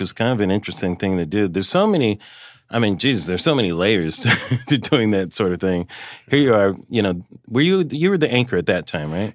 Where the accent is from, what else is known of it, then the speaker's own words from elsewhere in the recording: Los Angeles, California, United States; I'm from Los Angeles, so it was always entertainment